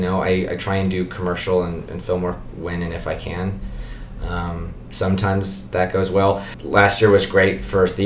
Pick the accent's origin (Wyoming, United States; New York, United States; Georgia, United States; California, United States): Wyoming, United States; moved away as an adult; now in Boston, United States; I was born and raised in Wyoming. I moved here about 7 years ago.